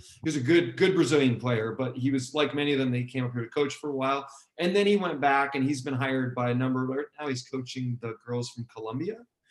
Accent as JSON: {"language": "English", "town": "Boston", "region": "Massachusetts", "country": "United States", "said": "I come from Boston"}